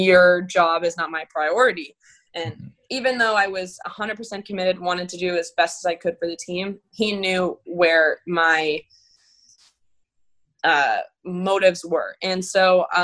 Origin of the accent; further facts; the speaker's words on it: Florida, United States; growing up in Florida, I've always been like very much like you finish school, you go to NCAA